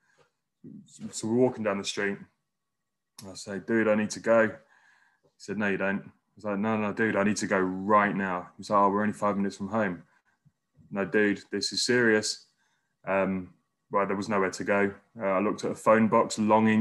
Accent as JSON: {"language": "English", "region": "London", "country": "United Kingdom", "tie": "born or raised there", "also_born_or_lived": "Wales", "moved": "as an adult", "lives_now": "Newcastle, United Kingdom", "said": "I'm a Londoner by birth, but moved up here about 2 months ago."}